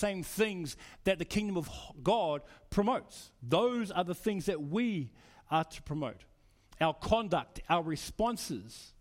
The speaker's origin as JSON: {"language": "English", "country": "New Zealand", "moved": "yes", "lives_now": "Australia", "said": "I'm from New Zealand. I became an Australian citizen maybe 2003, 2004"}